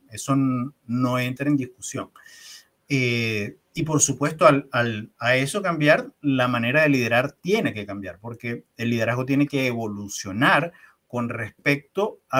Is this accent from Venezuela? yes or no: yes; Venezuela; now in Chile; Llego a Chile y no hay un taxi donde no me monte, que no me pregunten al saber que soy venezolano